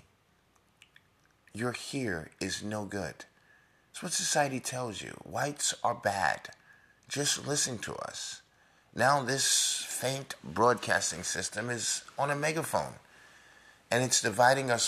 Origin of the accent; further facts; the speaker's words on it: New York, United States; I'm a New Yorker